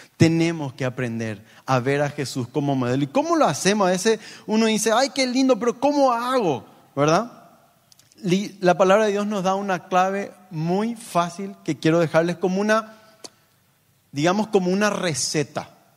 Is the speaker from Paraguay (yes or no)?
yes; Paraguay; como en paraguayo diríamos